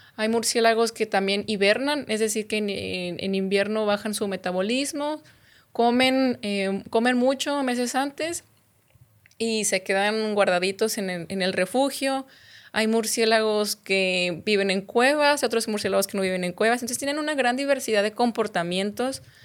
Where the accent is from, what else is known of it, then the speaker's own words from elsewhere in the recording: Guadalupe, Nuevo León, Mexico; moved away as an adult; also born or lived in Durango / Chihuahua / Baja California Sur; yo soy de aquí, de Monterrey, bueno, en realidad soy de Guadalupe